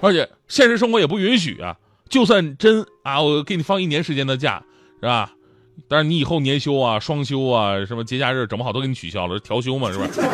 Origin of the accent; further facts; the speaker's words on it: Changchun, Jilin, China; 就在我们老家长春